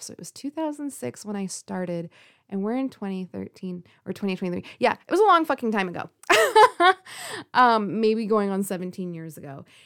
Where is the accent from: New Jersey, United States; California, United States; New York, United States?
California, United States; also born or lived in Forest Grove, Oregon; I live on the West Coast. In particular, you know, I'm from California.